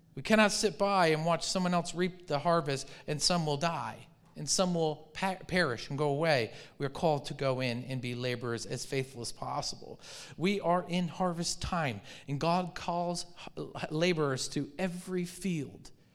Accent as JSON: {"language": "English", "region": "Michigan", "country": "United States", "tie": "born or raised there", "moved": "yes", "said": "I grew up in Michigan"}